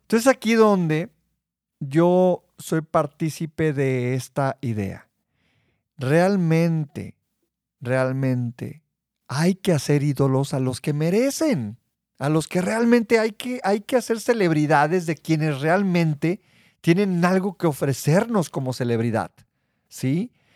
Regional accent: Mexico; soy mexicano

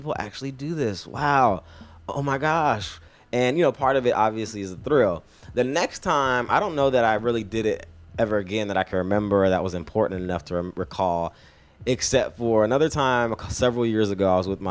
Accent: California, United States; moved away as an adult; I'm from California

